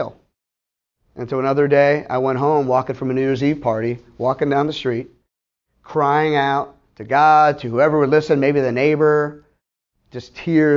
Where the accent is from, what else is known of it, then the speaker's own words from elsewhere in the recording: Pittsburgh, Pennsylvania, United States; moved away as an adult; also born or lived in Ohio; now in Tampa, United States; I'm from Pittsburgh, by the way, being with my family in high school, living there